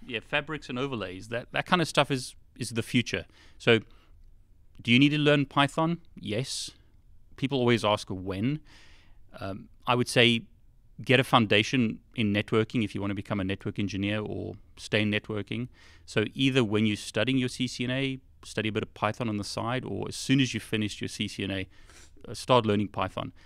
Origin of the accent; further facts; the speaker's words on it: South Africa; now in United Kingdom; I originally was born in South Africa, or was, I grew up in South Africa